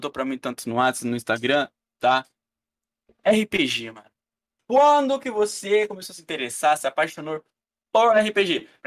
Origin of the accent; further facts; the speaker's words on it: Brazil; é igual eu falo em live. Eu sou brasileiro.